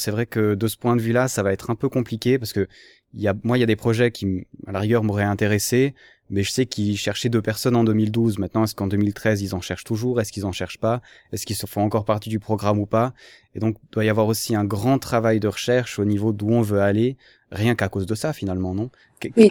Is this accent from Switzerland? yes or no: yes; Switzerland; je suis suisse